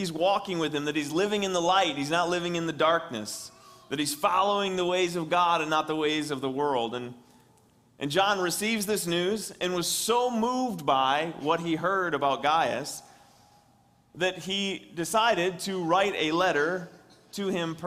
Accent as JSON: {"language": "English", "town": "West Branch", "country": "United States", "tie": "born or raised there", "moved": "yes", "said": "my hometown, West Branch"}